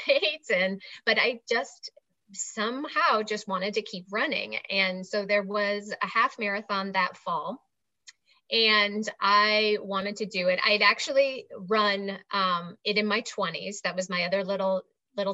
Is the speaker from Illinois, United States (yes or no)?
yes; outside of Chicago, Illinois, United States; now in Asheville, United States; I'm actually originally from outside of Chicago